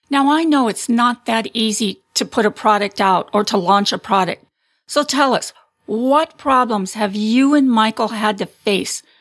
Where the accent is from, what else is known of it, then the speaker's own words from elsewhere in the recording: Canada; moved away as an adult; now in Massachusetts, United States; I am Canadian and I go to university in the States at Babson College.